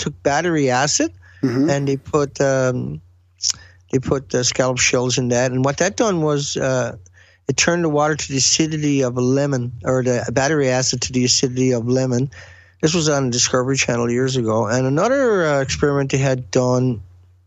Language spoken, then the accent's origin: English; Newfoundland and Labrador, Canada; accent: heavy accent; moved away as an adult; also born or lived in West Coast of Canada; I was originally from Newfoundland